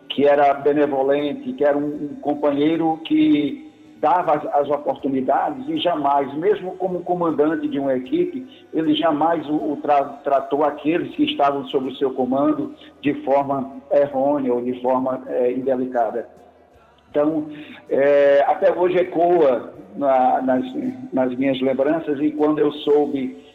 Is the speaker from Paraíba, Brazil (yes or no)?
yes; Soledade, Paraíba, Brazil; estou residindo em Soledade